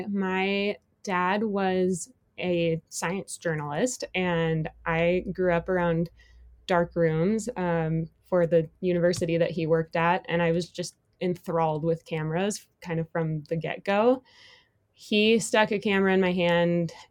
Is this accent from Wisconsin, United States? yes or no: yes; Madison, Wisconsin, United States; now in Driggs, United States; Um, I grew up in Madison, Wisconsin. It's a little Midwest gal from tiny ski hills, and now I live out in Driggs, Idaho.